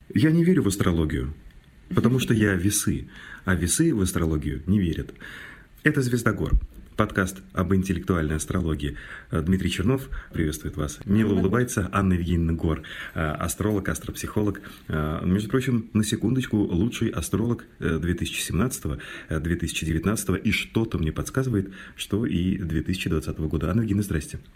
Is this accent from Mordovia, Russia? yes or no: yes; Mordovia, Russia; у нас в Мордовии, я из Мордовии родом